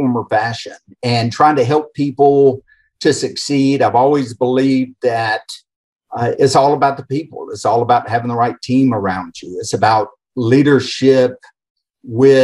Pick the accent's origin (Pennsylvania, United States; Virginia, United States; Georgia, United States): Georgia, United States; Atlanta; accent: Atlanta area; moved away as an adult; also born or lived in Ohio; now in Houston, United States; the accent's actually from the Atlanta area. And born and raised in the Southeast